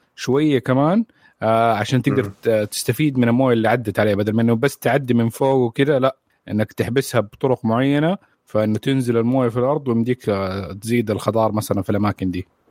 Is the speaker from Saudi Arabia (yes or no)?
yes; Saudi Arabia; عندنا في السعوديه